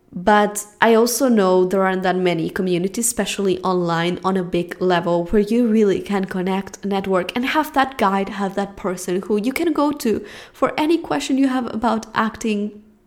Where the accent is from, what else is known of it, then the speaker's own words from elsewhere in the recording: Spain; English is a second language; moved away as an adult; now in Los Angeles, United States; I'm from Spain